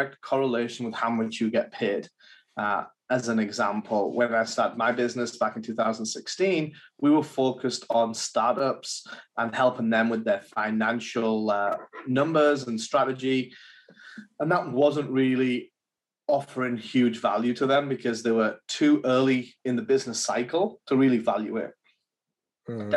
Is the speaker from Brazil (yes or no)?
no; England, United Kingdom; now in United States; I'm English, so back in England